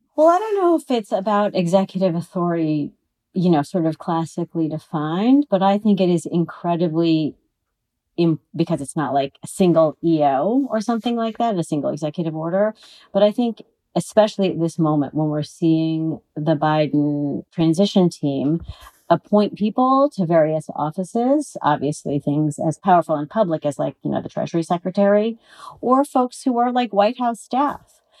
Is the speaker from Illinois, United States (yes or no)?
no; California, United States; I'm a Californian